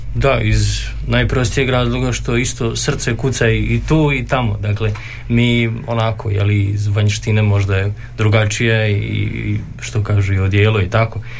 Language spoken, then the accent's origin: Croatian; Subotica, Vojvodina, Serbia; moved away as an adult; now in Đakovo, Croatia; dolazim iz Subotice, dakle, granice.